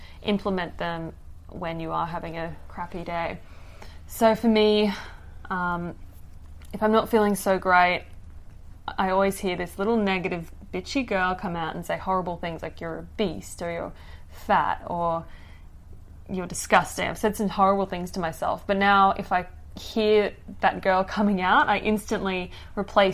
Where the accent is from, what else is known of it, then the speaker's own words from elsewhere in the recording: Papua New Guinea; moved away; I grew up in Papua New Guinea